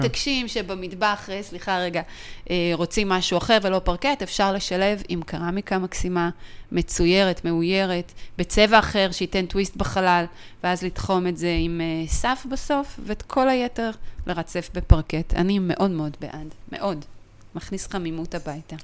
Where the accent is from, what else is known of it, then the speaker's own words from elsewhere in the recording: Israel; אנחנו ישראלים